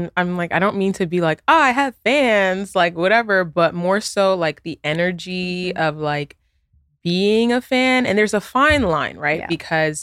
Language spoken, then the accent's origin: English; New York, United States; I have siblings, you know, I'm from New York, you know, like we don't share the same experience in getting to know each other.